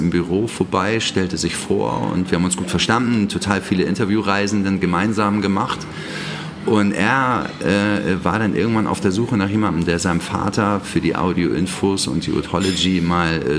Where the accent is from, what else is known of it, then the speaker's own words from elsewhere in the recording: Hamburg, Germany; Ich bin geboren und aufgewachsen in Hamburg